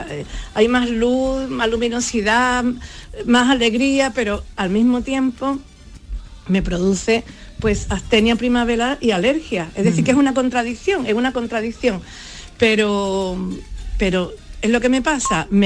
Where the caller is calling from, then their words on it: Málaga, Andalusia, Spain; Maite, David y compañía.